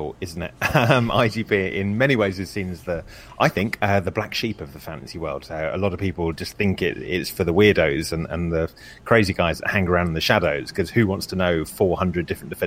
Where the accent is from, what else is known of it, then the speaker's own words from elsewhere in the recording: England, United Kingdom; I'm obviously English